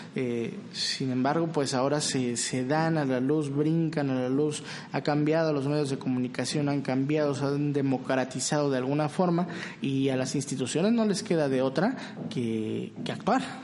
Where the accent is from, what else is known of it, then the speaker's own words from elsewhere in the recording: Mexico; como mexicanos